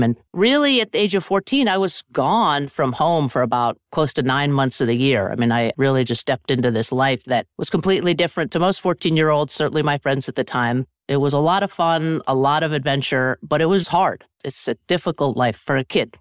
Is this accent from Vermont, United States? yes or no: yes; Sugarbush, Vermont, United States; I grew up in a small ski area called Sugar Bush, Vermont